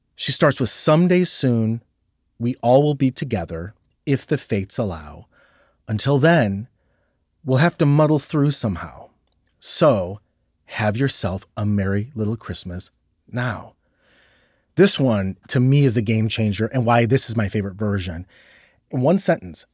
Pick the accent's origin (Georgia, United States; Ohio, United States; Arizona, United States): Ohio, United States; I'm from Ohio